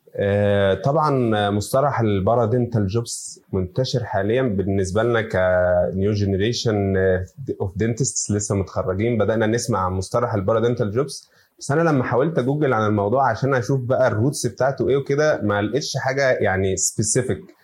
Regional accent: Egypt; عندنا في مصر

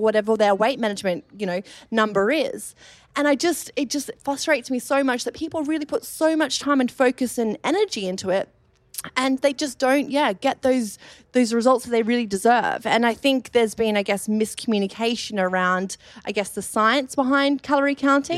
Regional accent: Australia; accent: Australian; moved away as an adult; now in London, United Kingdom; I moved over from Australia, you may have picked up my Australian accent

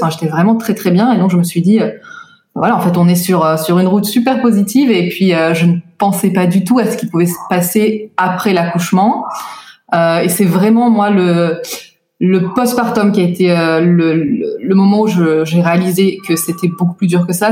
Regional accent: France; moved away as an adult; now in Tel Aviv, Israel; J'ai grandi en France jusqu'à mes 26 ans

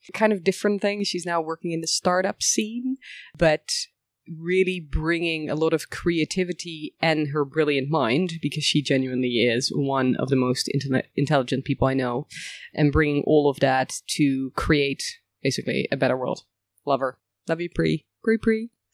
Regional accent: Bussum, North Holland, Netherlands; also born or lived in village near Rotterdam, Netherlands; we moved when I was about five years old to another place in the Netherlands, um, Bussum to be precise, near Amsterdam.

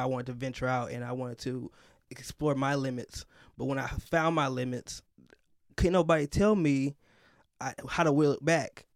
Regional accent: Chicago, Illinois, United States; I grew up, up north in Chicago, mostly outside of Chicago, so, like, in the suburbs area

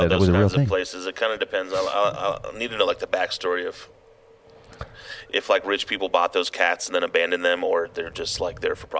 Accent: Southern California, United States; growing up in SoCal

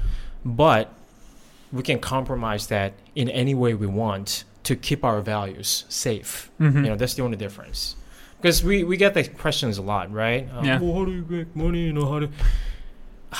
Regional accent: South Korea; also born or lived in United States; now in Thailand; I grew up in Korea

